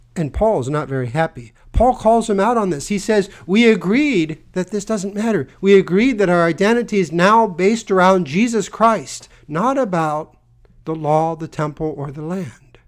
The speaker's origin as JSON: {"language": "English", "country": "United States"}